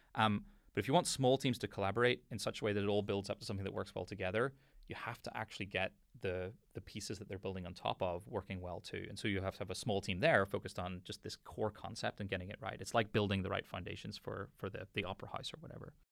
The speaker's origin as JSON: {"language": "English", "town": "Belfast", "region": "Northern Ireland", "country": "United Kingdom", "tie": "born or raised there", "said": "I grew up in Belfast"}